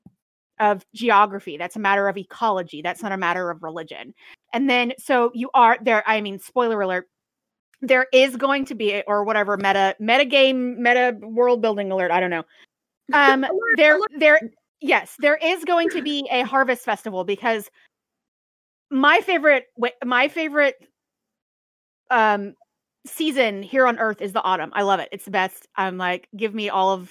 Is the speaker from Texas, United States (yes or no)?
yes; Nacogdoches, Texas, United States; my hometown, Nacogdoches, Texas